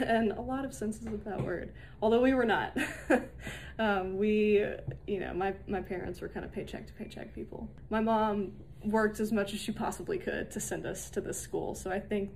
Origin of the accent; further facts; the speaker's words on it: Hillsboro, Tennessee, United States; also born or lived in Chattanooga, Tennessee; I grew up in Tennessee. I was born in Chattanooga. Then when I was really young, probably like 5 or so, we moved to middle of nowhere, Tennessee, Hillsboro